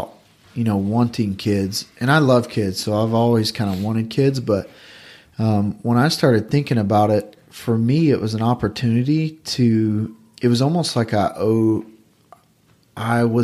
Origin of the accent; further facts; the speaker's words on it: the South, United States; growing up in the South